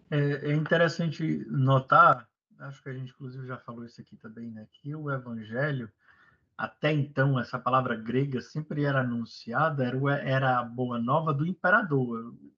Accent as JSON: {"language": "Portuguese", "country": "Brazil", "moved": "as an adult", "said": "ultimamente já faz vinte anos que eu saí do Brasil"}